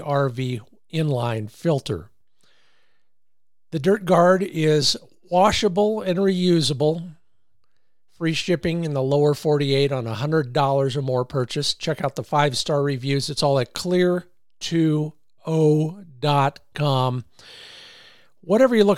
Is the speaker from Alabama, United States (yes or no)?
no; Los Angeles, California, United States; I grew up in Los Angeles